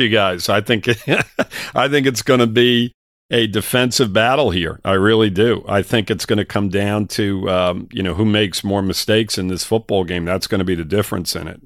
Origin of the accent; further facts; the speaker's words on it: New York, United States; moved away; I'm from New York originally